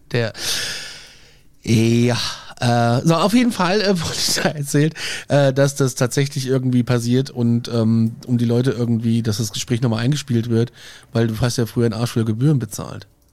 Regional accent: Aschaffenburg, Bavaria, Germany; hier in Aschaffenburg, in meiner Heimatstadt

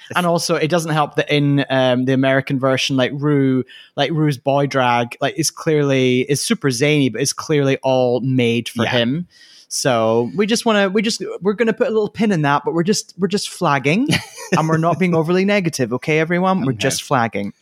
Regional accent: Scotland, United Kingdom; I am Scottish

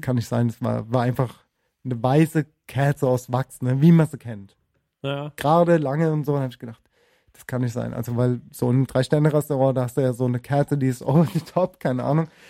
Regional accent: Germany; also born or lived in Spain; ich bin Deutsch und kann kein Spanisch, aber habe auch, hab auch in Spanien gelebt

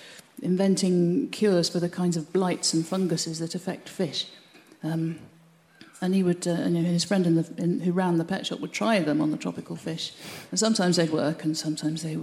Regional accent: Birmingham, West Midlands, United Kingdom; now in Cornwall, United Kingdom; as a child growing up in Birmingham

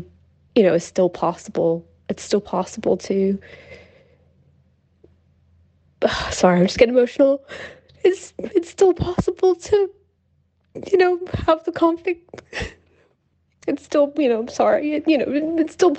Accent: United States; moved away as an adult; now in Shropshire, United Kingdom; I'm American

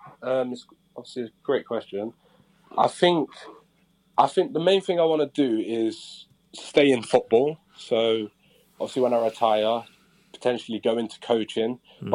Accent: Jamaica; Probably, obviously I'm Jamaican, so probably my dad's Jamaican food when I go back home.

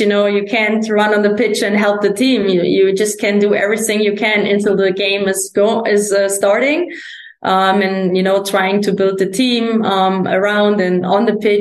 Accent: Germany; moved away as an adult; also born or lived in Sweden; I played for the first league team, in my hometown

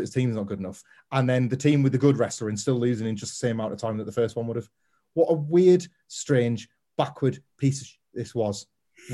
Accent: West Midlands, United Kingdom; moved away as an adult; also born or lived in North East England; I was born in the Midlands

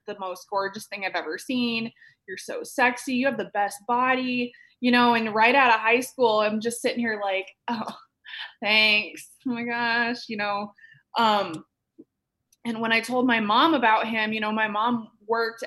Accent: Iowa, United States; moved away as an adult; now in Phoenix, United States; I am originally from Iowa, small town, kind of up closer to Minnesota, but my hometown had about 1,300 people in it

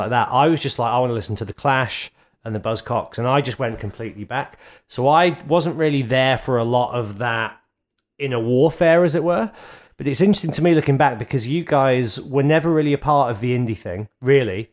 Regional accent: Birmingham, West Midlands, United Kingdom; Birmingham, our mutual hometown

